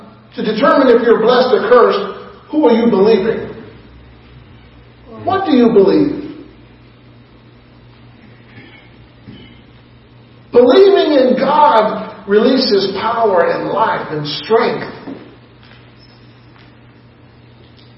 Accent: Illinois, United States; moved away as an adult; also born or lived in Oklahoma / Cleveland, Tennessee / Tennessee; now in Palmyra, United States; I grew up in Illinois.

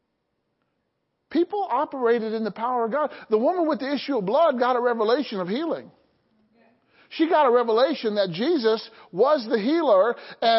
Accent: Illinois, United States; I grew up in Illinois

